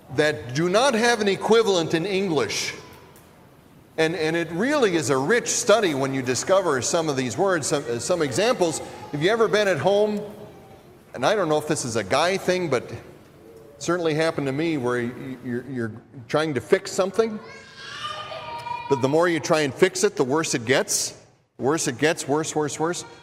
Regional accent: Minnesota, United States; accent: Minnesota; my Minnesota accent

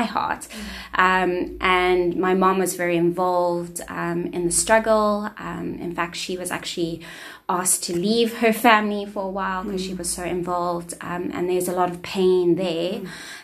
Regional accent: Cape Town, Western Cape, South Africa; So I grew up in a single parent home, a colored home on the Cape Flats. So I grew up in Athlone

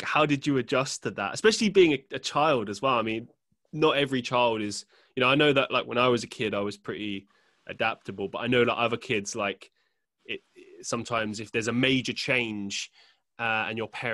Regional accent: London, United Kingdom; I grew up in London

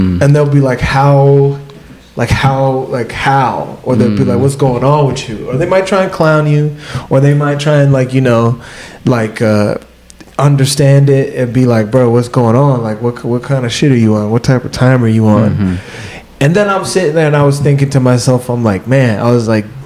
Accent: United States; I grew up in the States, right? I'm African, but I grew up in the States

